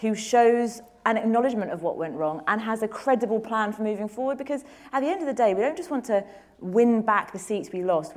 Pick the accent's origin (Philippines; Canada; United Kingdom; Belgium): United Kingdom; London; I'm a girl from Tooting who was told wouldn't amount to anything because I was poor